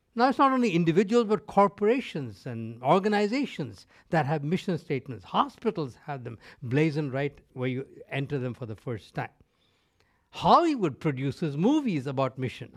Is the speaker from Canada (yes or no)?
no; North India, India; first language Tamil; English is a second language; now in North America; I grew up in India. Uh, I spoke Tamil, which was my mother tongue. I spoke Hindi, which was the lingua franca of that country, living in North India